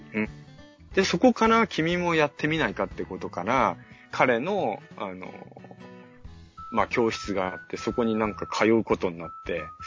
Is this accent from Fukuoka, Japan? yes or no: no; Yokohama, Kanagawa, Japan; 僕は横浜に生まれまして